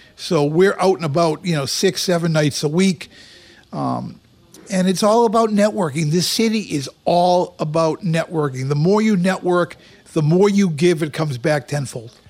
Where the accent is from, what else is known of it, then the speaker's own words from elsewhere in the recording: Boston, Massachusetts, United States; moved away as an adult; now in Las Vegas, United States; I come from Boston